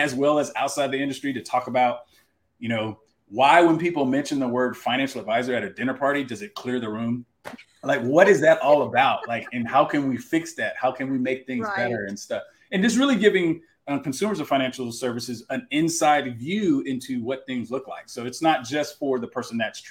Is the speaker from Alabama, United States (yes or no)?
no; Texas, United States; That's my home state